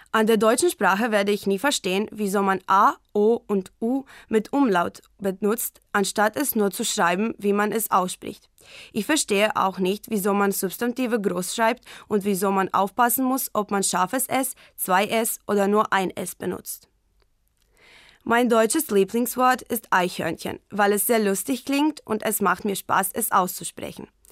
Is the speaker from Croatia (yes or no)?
yes; Varaždin, Varaždin County, Croatia; German is a second language; ich bin 2002 in Varaždin, Kroatien geboren